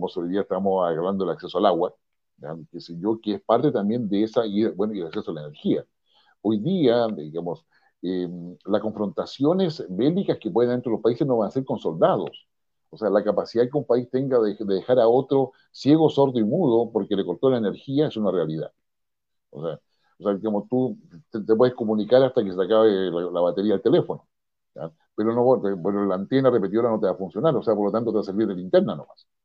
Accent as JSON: {"language": "Spanish", "country": "Chile"}